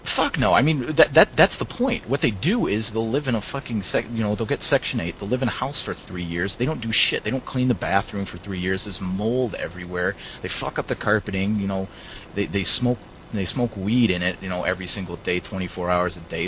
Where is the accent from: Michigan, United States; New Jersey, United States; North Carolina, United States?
Michigan, United States; Detroit; growing up around Detroit